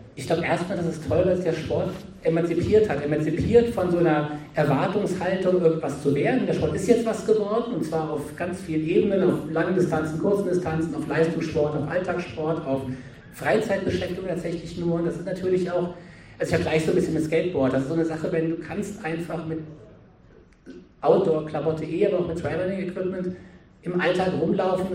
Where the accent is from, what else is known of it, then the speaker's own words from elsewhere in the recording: Berlin, Germany; bin jetzt kein alpiner Mensch, ich komme aus Berlin